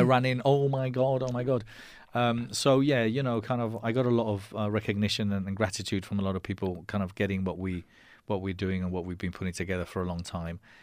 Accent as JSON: {"language": "English", "country": "Spain", "tie": "born or raised there", "also_born_or_lived": "London, United Kingdom", "accent": "English", "first_language": "Spanish", "second_language": "English", "said": "I was born in London. And, um, and we moved back to Spain when I was nine. So I, I'm bilingual. I consider my mother tongue Spanish, but I was lucky enough to keep, um, my English accent. And, um, brought up in Spain all my life"}